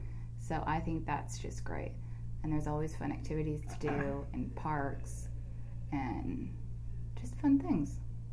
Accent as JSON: {"language": "English", "town": "Philadelphia", "region": "Pennsylvania", "country": "United States", "lives_now": "Austin, United States", "said": "Philadelphia, Pennsylvania."}